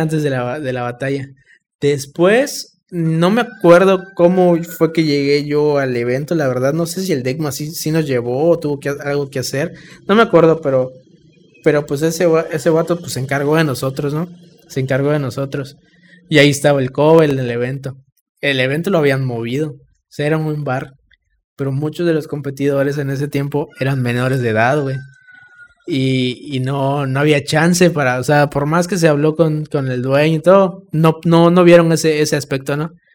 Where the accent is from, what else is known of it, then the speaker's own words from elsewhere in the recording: Campeche, Mexico; nosotros, la banda de Campeche